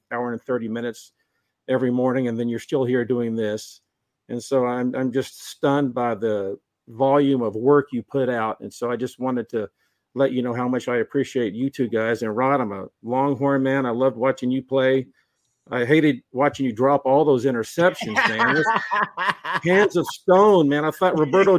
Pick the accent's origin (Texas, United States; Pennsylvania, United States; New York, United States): Texas, United States; Tyler; I'm from Tyler.